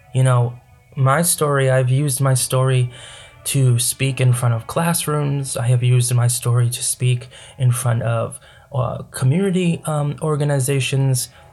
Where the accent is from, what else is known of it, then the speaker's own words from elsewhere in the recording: United States; I grew up in America.